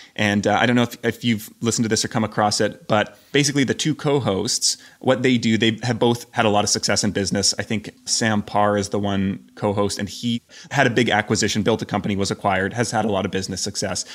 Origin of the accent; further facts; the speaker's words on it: Canada; moved away as an adult; also born or lived in Scotland / Portugal / Croatia / Albania; now in Belgrade, Serbia; I'm Canadian